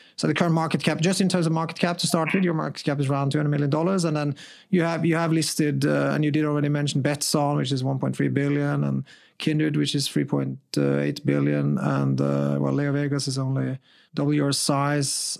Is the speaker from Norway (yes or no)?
yes; Norway; I'm from Norway